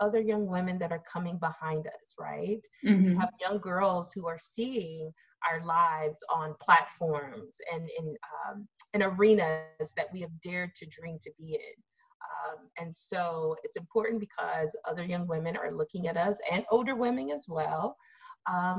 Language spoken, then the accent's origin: English; the South, United States; now in Massachusetts, United States; growing up in the South, where the KKK can march through your county at any time they want it